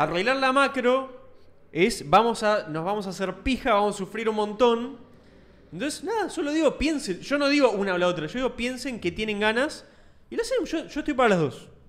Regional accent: Argentina; soy argentino también

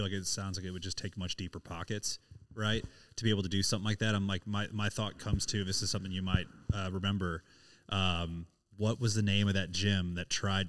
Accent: Springfield, Missouri, United States; I'm from Springfield, Missouri

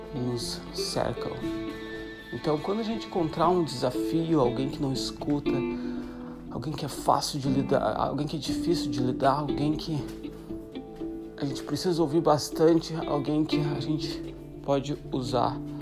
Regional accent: Santa Catarina, Brazil; moved away as an adult; sou brasileiro de Santa Catarina. A quase sete anos fora do Brasil

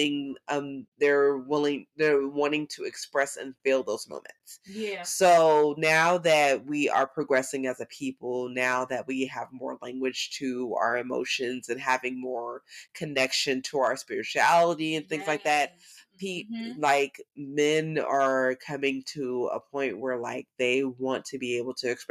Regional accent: the South, United States; I'm from the South

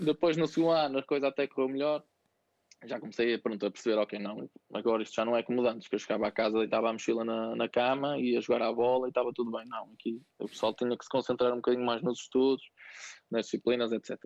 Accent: Santo Tirso, Norte, Portugal; also born or lived in Vila das Aves / Viseu; sou natural de, de Santo Tirso, do Conselho de Santo Tirso

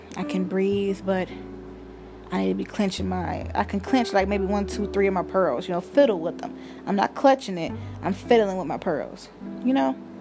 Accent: Cleveland, Ohio, United States; I'm from Cleveland.

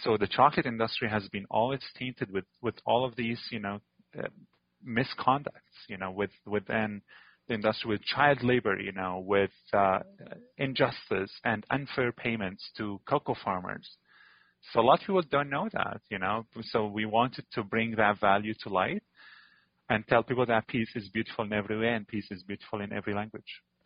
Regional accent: Damascus, Damascus Governorate, Syria; moved away as an adult; now in Antigonish, Canada; I was born in Damascus. It's a giant city.

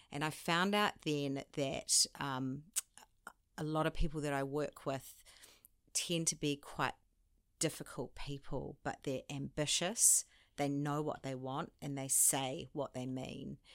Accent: New Zealand; moved away as an adult; also born or lived in France / London / Sydney; I'm a Kiwi.

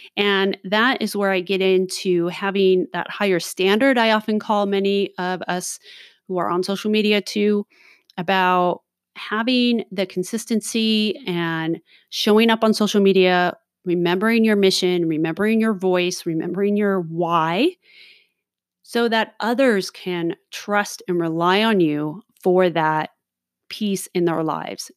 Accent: Southern California, United States; I was born and raised in Southern California

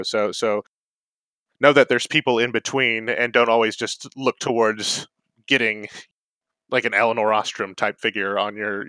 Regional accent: North Carolina, United States; I guess growing up in North Carolina, I grew up in several places, but North Carolina was the longest.

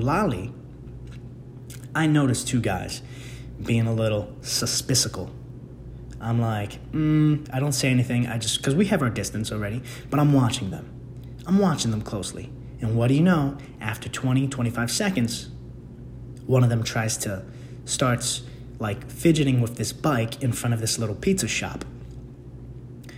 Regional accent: New York City, New York, United States; moved away; my hometown of the Bronx

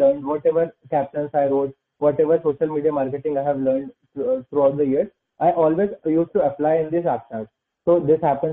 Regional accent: Indore, Bhopal, Madhya Pradesh, India; I'm from Indore and I belong to Bhopal

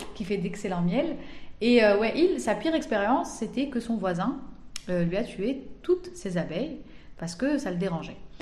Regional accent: Algeria; quand on est algérien, on vit ici, on grandit ici, on étudie ici

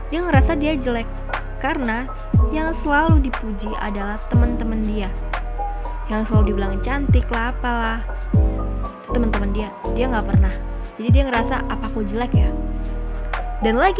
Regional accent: Java, Indonesia; Terus kalau kita ngelewatin tetangga, otomatis kita harus menyapa dong sebagai orang Jawa yang baik.

